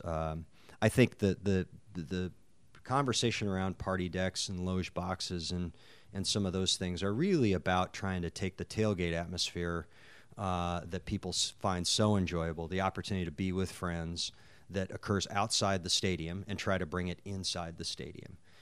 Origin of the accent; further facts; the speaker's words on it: North Dakota, United States; I grew up in North Dakota